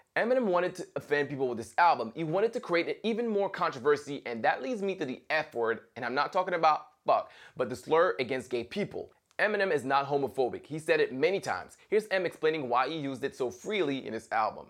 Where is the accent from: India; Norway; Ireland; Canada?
Canada; Montreal, Quebec; being a Canadian from Montreal